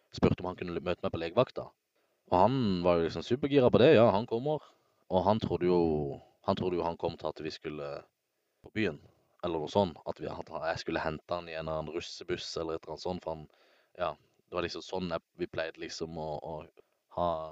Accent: Søgne, Agder, Norway; moved away; jeg var hjemme i Søgne

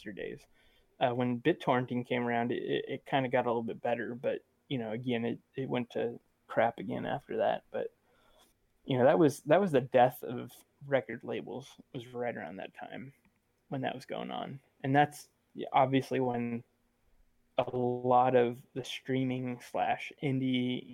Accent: Sweden; I'm from Sweden

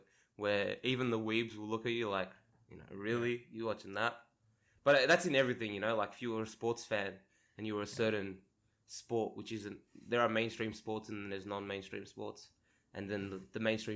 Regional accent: Australia; also born or lived in Sydney; I am Australian. That is true. I live in Sydney

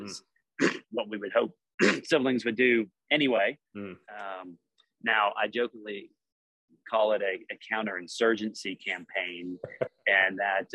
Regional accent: Georgia, United States; So born and raised in Georgia. Other than military stuff, pretty much lived here my whole life.

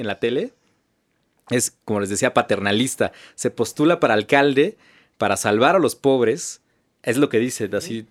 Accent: Mexico

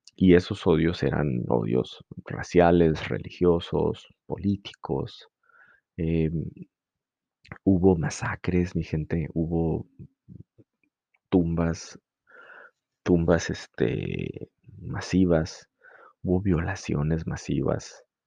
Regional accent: Mexico; como mexicanos

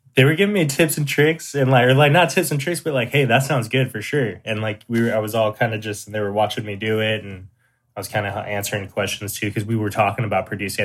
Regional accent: San Diego, California, United States; I'm from San Diego, California. Uh, born and raised pretty much all over San Diego.

